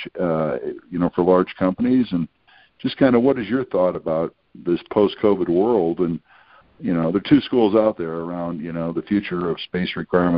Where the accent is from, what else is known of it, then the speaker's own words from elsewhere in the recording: Chicago, Illinois, United States; moved away; I'm originally from Chicago